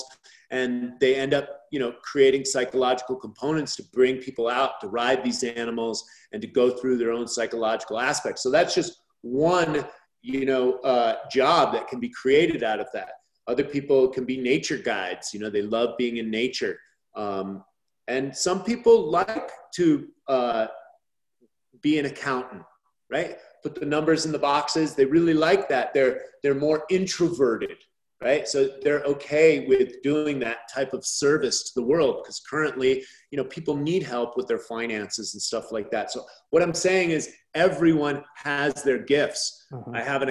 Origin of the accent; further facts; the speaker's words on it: San Francisco, California, United States; I grew up in the Haight-Ashbury in the 60s